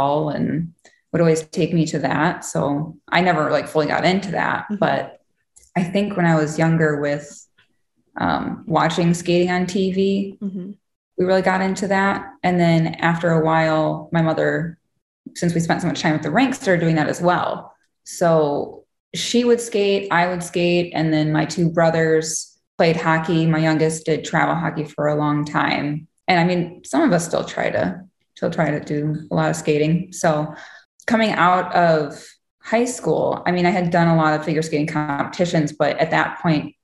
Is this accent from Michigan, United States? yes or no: yes; Muskegon, Michigan, United States; also born or lived in Grand Rapids, Michigan; I grew up in Muskegon, Michigan, right on the lakeshore